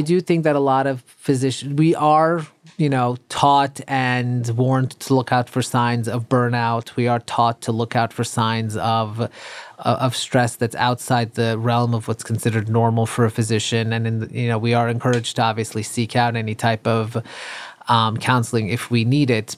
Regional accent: New York City, New York, United States; also born or lived in Iran / Long Island; I grew up, um, in Queens, and then my parents later on moved, uh, out to Long Island

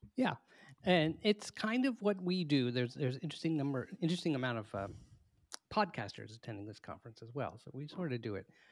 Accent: United States; as an American

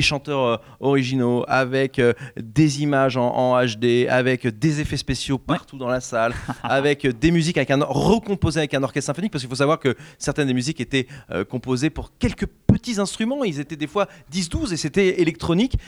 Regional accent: France; on est français

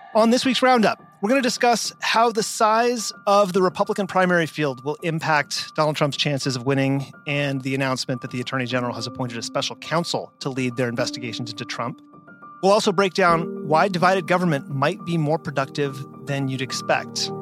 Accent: Las Vegas, Nevada, United States; my hometown of Las Vegas

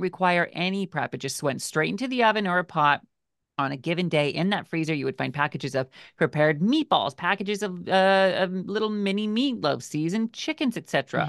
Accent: Washington, United States; where we grew up in Washington State, I used to work at a berry

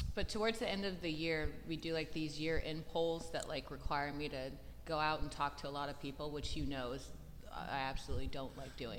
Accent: California, United States; moved away; also born or lived in San Francisco Bay Area / Los Angeles; I'm from California, so I've lived yeah. in the Bay

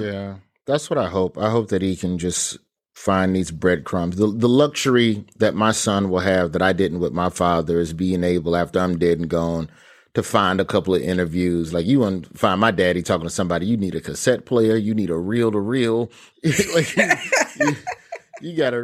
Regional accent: Birmingham, Alabama, United States; growing up in Birmingham

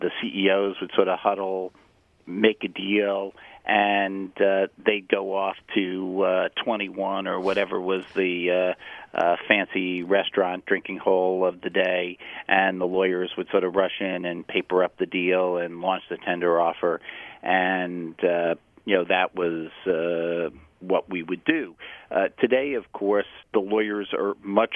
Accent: New York City, New York, United States; born on this island, grew up in New York City. All my education was in the city of New York

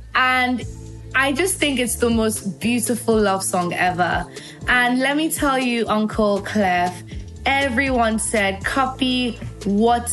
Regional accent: Nigeria

